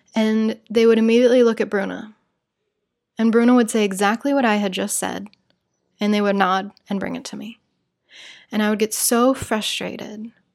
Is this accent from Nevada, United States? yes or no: no; Salt Lake City, Utah, United States; born or raised there; moved away as an adult; now in Rio de Janeiro, Brazil